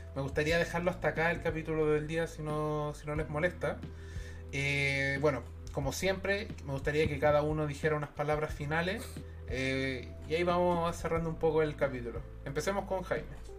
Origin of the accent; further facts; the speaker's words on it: Chile; como pueblo chileno